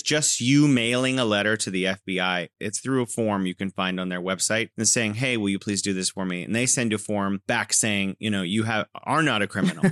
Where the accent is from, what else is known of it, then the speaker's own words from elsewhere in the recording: California, United States; now in Wuhan, China; I'm originally from California, and now I am living in beautiful Wuhan, China